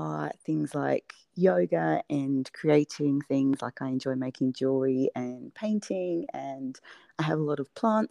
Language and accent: English; United Kingdom; moved away as an adult; now in Australia; you might be able to tell from my weird accent that I'm originally from the UK, and okay. I moved to Australia about 10 years ago